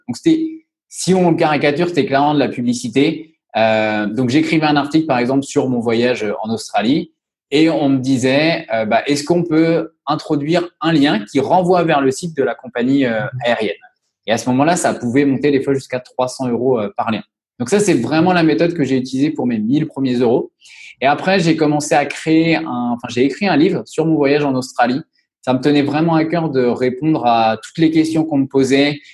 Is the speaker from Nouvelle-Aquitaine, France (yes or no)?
no; Angers, Pays de la Loire, France; moved away as an adult; now in La Rochelle, France; Je suis originaire d'Angers. J'ai fait mes études sur Angers.